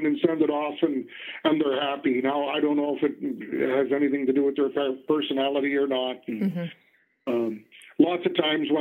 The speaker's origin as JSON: {"language": "English", "area": "Western Canada", "region": "the Prairies", "country": "Canada", "tie": "born or raised there", "said": "we grew up in Western Canada on the prairies"}